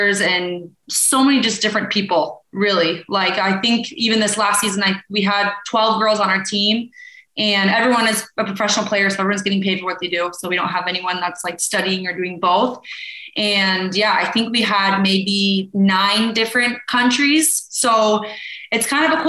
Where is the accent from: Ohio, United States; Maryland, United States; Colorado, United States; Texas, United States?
Colorado, United States; Boulder; moved away as an adult; I grew up in Boulder, Colorado